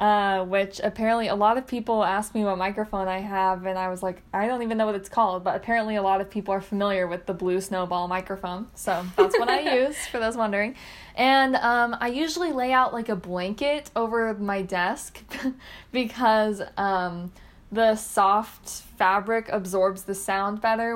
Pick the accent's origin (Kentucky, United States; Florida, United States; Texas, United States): Texas, United States; McKinney; moved away as an adult; also born or lived in Ohio; I am from McKinney, Texas